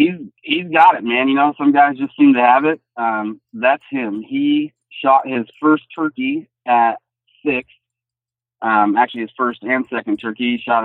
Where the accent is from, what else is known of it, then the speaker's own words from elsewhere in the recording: Iowa, United States; Well, like you said, I'm from Southeast Iowa. Born and raised, only left to go to college and came right back home.